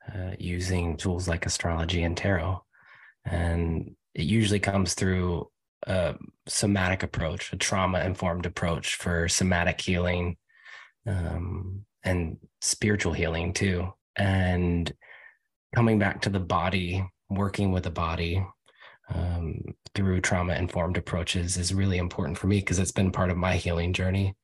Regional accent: United States; also born or lived in Virginia / North Carolina / New York City / Los Angeles; now in Portland, United States; I'm from Virginia and North Carolina originally

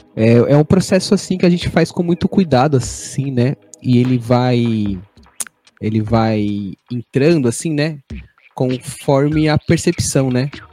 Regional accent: Vazante quilombola community, near Seabra, Bahia, Brazil; now in Taboão da Serra, Brazil; tenho origem na comunidade quilombola da Vazante, próximo de Seabra, na Bahia

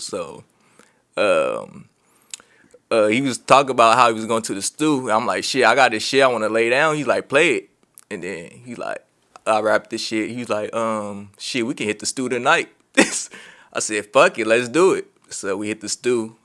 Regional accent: Long Beach, California, United States; I'm from Long Beach, California. Uh, born and raised.

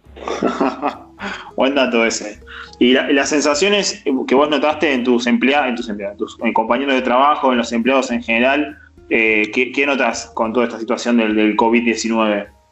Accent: Argentina; Somos bizarros argentinos

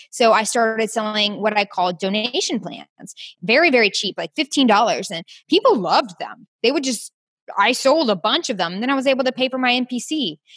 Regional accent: Peachtree City, Georgia, United States; moved away as an adult; also born or lived in Orlando, Florida / Athens, Georgia / South Carolina; now in Houston, United States; I grew up in Peachtree City, Georgia

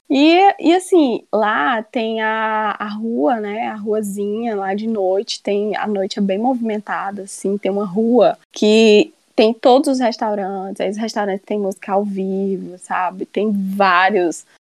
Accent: Ceará, Brazil; Eu me mudei do Ceará, vim morar aqui numa cidade turística

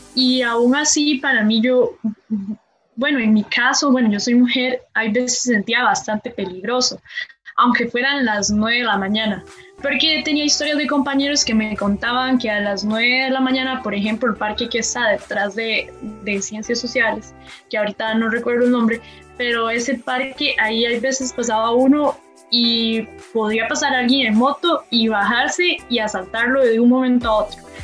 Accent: Palmares, Alajuela, Costa Rica; moved away as an adult; also born or lived in Montes de Oca; salimos de nuestro cantón, digamos, yo soy de Palmares, y me fui a vivir un tiempo a Montes de Oca

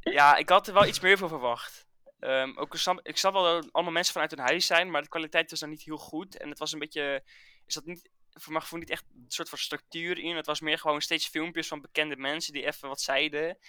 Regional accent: Dordrecht, South Holland, Netherlands; ik kom uit Dordrecht

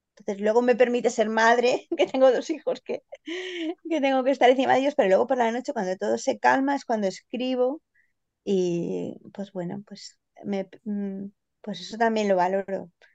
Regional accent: Granada, Andalusia, Spain; soy granadina

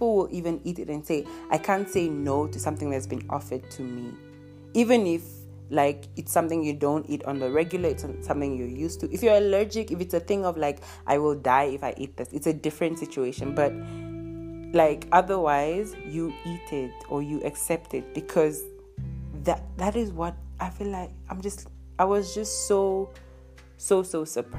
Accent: Nigeria; now in Southern Africa; I am a Nigerian who lives in Southern Africa

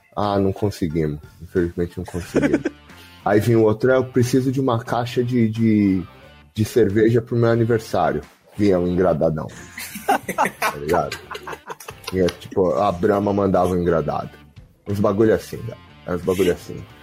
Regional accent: São Paulo, Brazil; todos aqui somos paulistanos

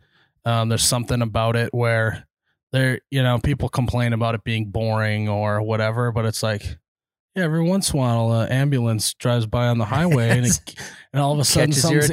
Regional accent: Minnesota, United States; I bleed purple, but just like what means growing up in Minnesota, farming in Minnesota, and like really just, you know, caring about the community that you're in.

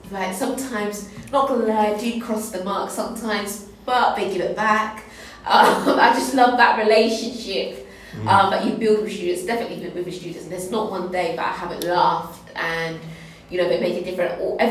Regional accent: Tilbury, East of England, United Kingdom; I grew up in Tilbury, I governed a school in, East Thurrock, so in Stamfordly Hope.

